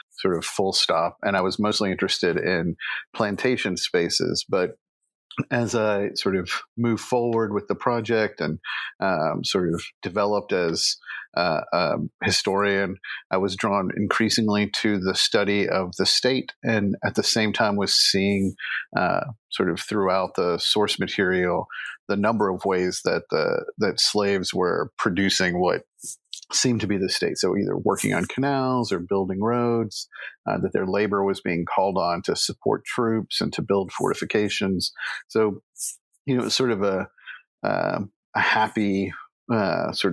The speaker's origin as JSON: {"language": "English", "area": "Alabama and Nashville", "region": "the South", "country": "United States", "tie": "born or raised there", "said": "I'm from the South. I grew up in Alabama and Nashville"}